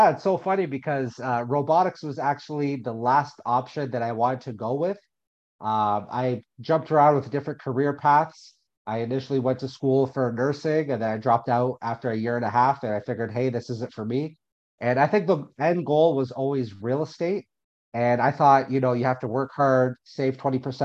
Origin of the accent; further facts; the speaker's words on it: Windsor, Ontario, Canada; also born or lived in Alberta; I ended up going back to my hometown of Windsor